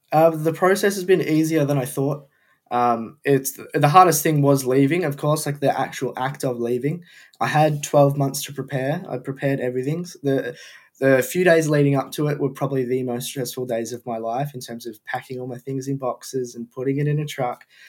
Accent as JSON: {"language": "English", "town": "Melbourne", "region": "Victoria", "country": "Australia", "moved": "yes", "said": "I'm from Melbourne, Australia"}